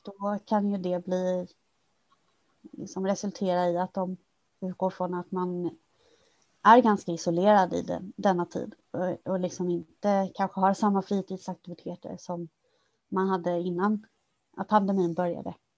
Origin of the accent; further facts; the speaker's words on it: Kalmar County, Sweden; moved away as an adult; now in Stockholm, Sweden; jag kom ju från, från Öland från början